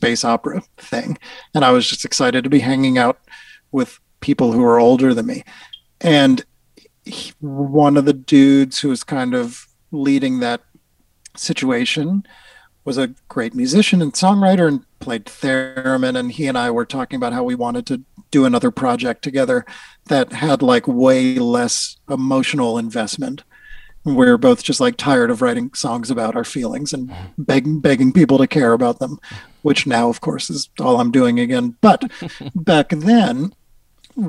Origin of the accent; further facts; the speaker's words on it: Newton, Massachusetts, United States; I grew up in Newton, Massachusetts